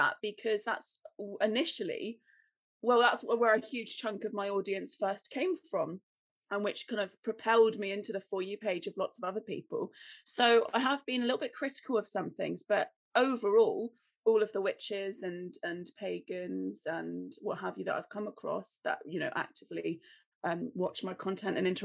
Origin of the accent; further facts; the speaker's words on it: Cornwall, South West England, United Kingdom; also born or lived in Cardiff / Merthyr Tydfil; I was born in Cornwall. I grew up in Cornwall